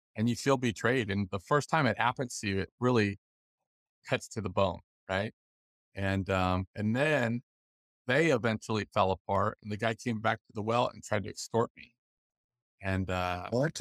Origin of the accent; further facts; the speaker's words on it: Los Angeles, California, United States; I grew up in the Los Angeles area